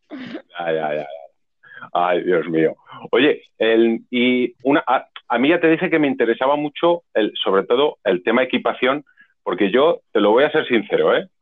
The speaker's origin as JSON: {"language": "Spanish", "town": "Zaragoza", "region": "Aragon", "country": "Spain", "said": "somos de Zaragoza"}